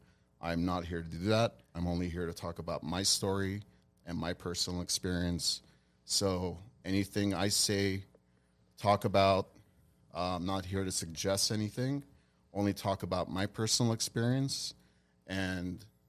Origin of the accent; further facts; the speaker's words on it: Glendale, California, United States; also born or lived in Hollywood; I was born and raised here in Glendale, actually born in Hollywood, California.